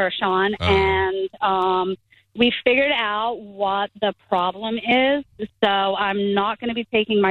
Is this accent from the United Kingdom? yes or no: yes; England, United Kingdom; now in United States; I'm from England.